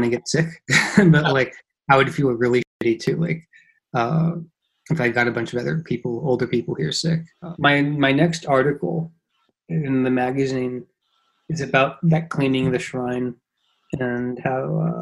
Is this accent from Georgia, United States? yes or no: no; Los Angeles, California, United States; moved away as an adult; now in Kawakami, Japan; I'm originally from Los Angeles, grew up in Los Angeles